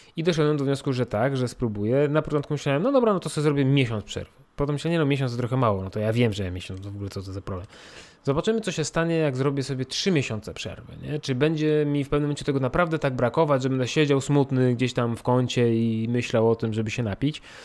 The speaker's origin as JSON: {"language": "Polish", "country": "Poland", "tie": "born or raised there", "said": "jestem Polakiem, mam, urodziłem się w Polsce, mam polski paszport"}